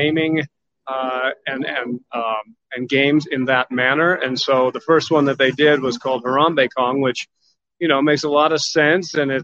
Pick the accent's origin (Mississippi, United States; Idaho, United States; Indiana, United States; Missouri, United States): Idaho, United States; Boise; born and raised in Boise, Idaho.